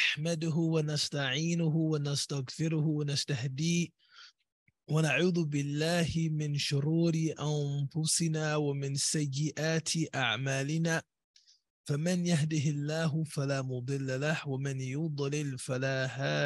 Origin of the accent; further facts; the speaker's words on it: United States; As an American convert to Islam